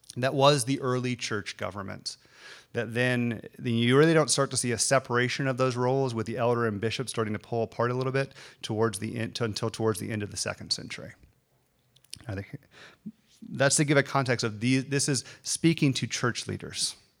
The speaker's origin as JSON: {"language": "English", "region": "the South", "country": "United States", "tie": "born or raised there", "said": "I grew up in the South. This is the South."}